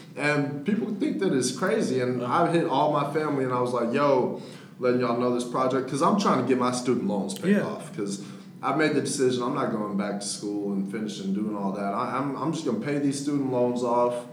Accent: Dallas, Texas, United States; also born or lived in Victoria, Texas; I was born in Victoria, Texas. Yeah. Uh, some people may know, some people may not know where that's at, but it's down south. And then I came up to Dallas when I was in sixth grade

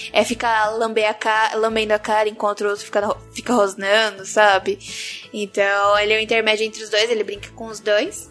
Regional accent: Santos, São Paulo, Brazil; Eu sou de Santos

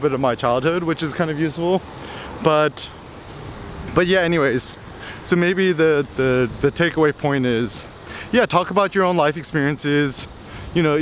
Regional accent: United States; being an American growing up in the 90s

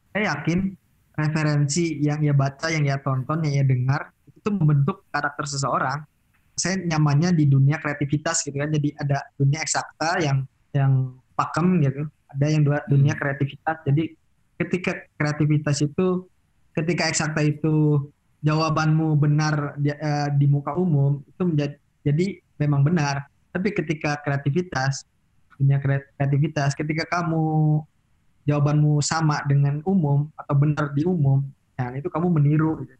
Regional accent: Cirebon, West Java, Indonesia; soalnya kan saya sendiri kan Sunda yang bukan Sunda banget kan. Cirebon kan termasuk ya

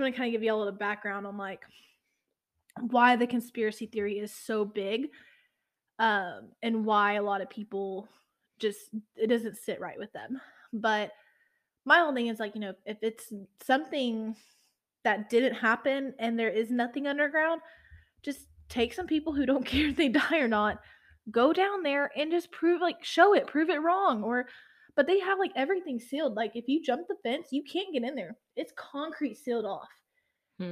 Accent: Matagorda, Texas, United States; I grew up in a town that had basically a fishing village, Matagorda, which I'm from Matagorda County

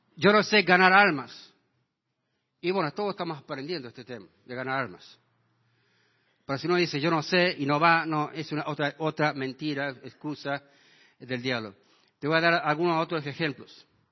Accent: Washington, Iowa, United States; now in San Miguel de Tucumán, Argentina; mi pueblo de donde yo me crié, el pueblo de Washington, Iowa

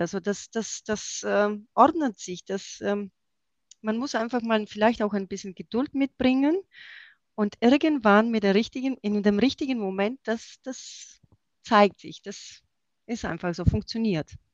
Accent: Erlangen, Bavaria, Germany; Und ich komme aus Erlangen

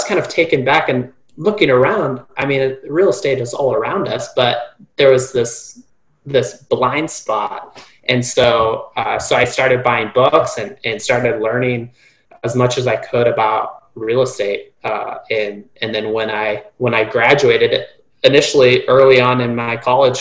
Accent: Reno, Nevada, United States; moved away as an adult; going to college full-time in my hometown, Reno, Nevada

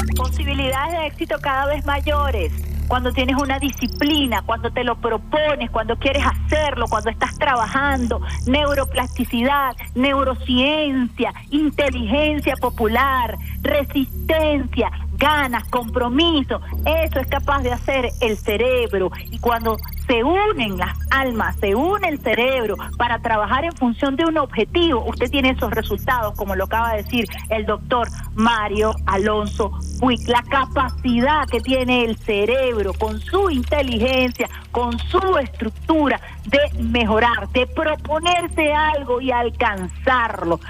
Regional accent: Venezuela

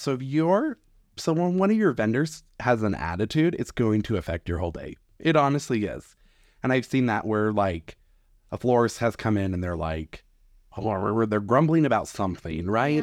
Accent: Idaho Falls, Idaho, United States; am from Idaho Falls, Idaho. So born and raised, never left.

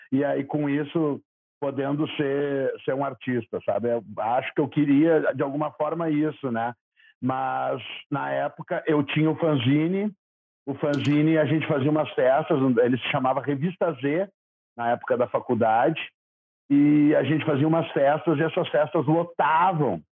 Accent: Porto Alegre, Rio Grande do Sul, Brazil; born there; eu nasci em Porto Alegre mesmo, mas não conta para ninguém.

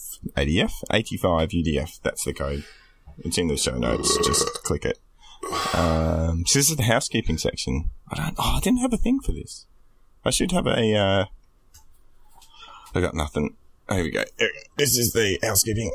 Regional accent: Melbourne, Victoria, Australia; I'm Melbourne

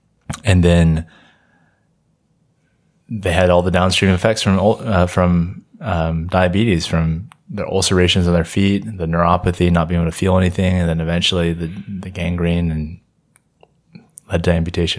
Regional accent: Jackson, Mississippi, United States; Yeah, I am from Jackson, Mississippi. I'm a third year medical student.

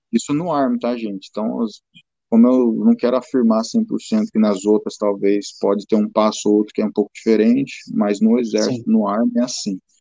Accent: São Paulo, Brazil; moved away; Eu sou de São Paulo

